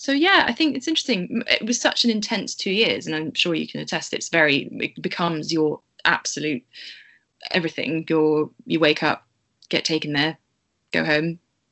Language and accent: English; Bristol, South West England, United Kingdom